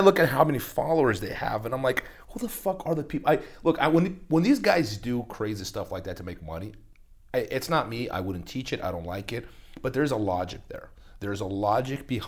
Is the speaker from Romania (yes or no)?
no; Brazil; moved away; I grew up in Brazil